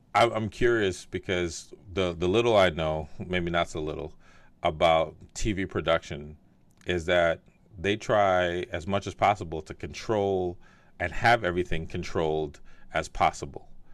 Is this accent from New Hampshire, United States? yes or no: no; New Jersey, United States; I grew up in North Jersey